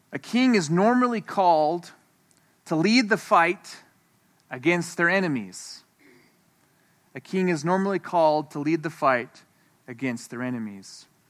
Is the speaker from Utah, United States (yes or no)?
yes; Moab, Utah, United States; I'm from Moab